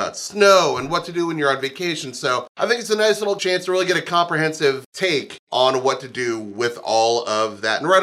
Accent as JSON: {"language": "English", "region": "Midwest", "country": "United States", "said": "we're from the Midwest"}